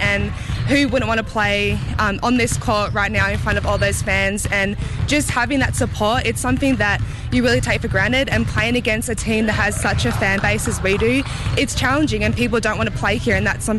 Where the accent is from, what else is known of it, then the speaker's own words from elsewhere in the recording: Hobart, Tasmania, Australia; moved away as an adult; now in Missoula, United States; I'm from Hobart, Tasmania, is where my home is, and the city that I live in is right underneath a mountain